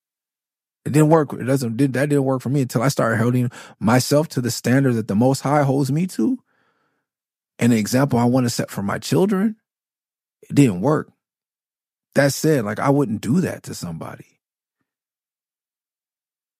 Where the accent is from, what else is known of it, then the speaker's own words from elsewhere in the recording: Los Angeles, California, United States; I'm from L.A. from Miss City, from Cloverdale, from Okie Talk Crip.